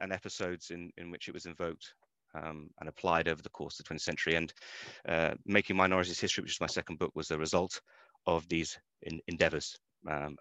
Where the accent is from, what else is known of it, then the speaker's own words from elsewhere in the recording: London, United Kingdom; moved away as an adult; also born or lived in Russia; I'm originally from London, which is where I did my my undergraduate studies